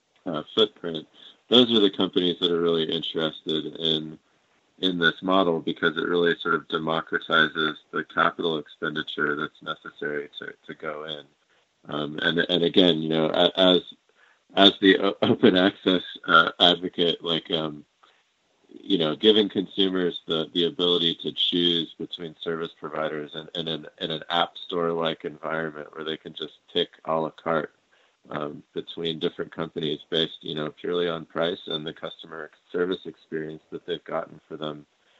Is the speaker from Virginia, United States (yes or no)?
no; Colorado, United States; something like in my home state of Colorado, there's something along the lines of 200 internet service providers.